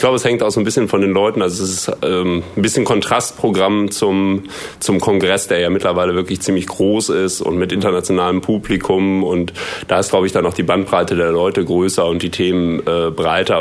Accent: Münster, North Rhine-Westphalia, Germany; Ich komme aus Münster

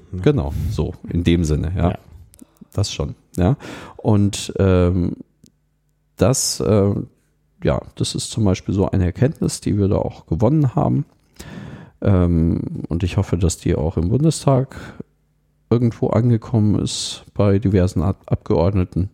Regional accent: Munich, Bavaria, Germany; ich komme aus München

